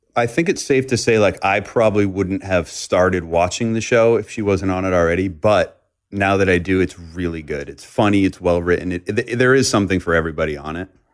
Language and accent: English; Boston, Massachusetts, United States; moved away as an adult; also born or lived in Los Angeles; now in Nashville, United States; I grew up in the Northeast